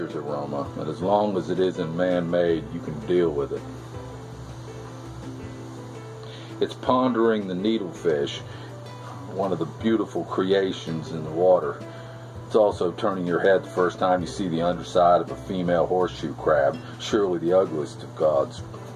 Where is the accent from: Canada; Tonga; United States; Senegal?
United States; Melbourne, Florida; I've been teaching and coaching down here in my hometown of Melbourne, Florida, for the past 35 years